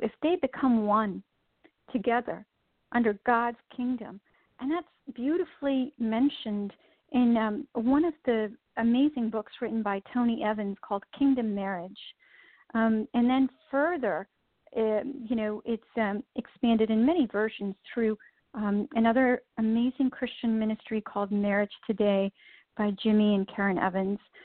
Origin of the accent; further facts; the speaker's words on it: India; moved away; I was born and raised in India